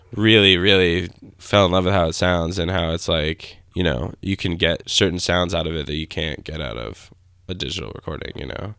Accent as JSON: {"language": "English", "town": "Grand Rapids", "region": "Michigan", "country": "United States", "tie": "born or raised there", "said": "I grew up in Grand Rapids, Michigan."}